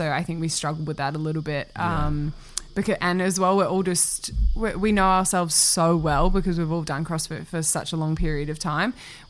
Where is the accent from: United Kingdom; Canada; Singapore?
Singapore; also born or lived in New Zealand; I didn't even grow up in New Zealand for that long. I grew up in Singapore, and then I've only traveled New Zealand when I was a kid going home for Christmas and stuff like that.